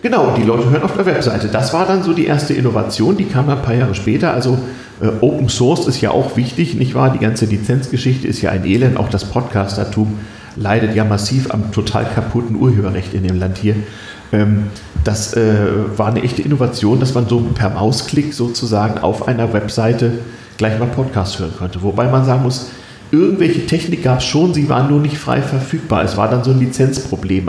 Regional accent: Germany; als Westdeutscher

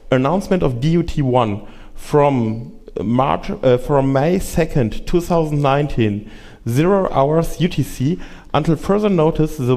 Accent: Frankfurt, Hesse, Germany; Ja, also ich komme aus Frankfurt ähm, und in Frankfurt haben wir den wunderbaren Dienstsitzen

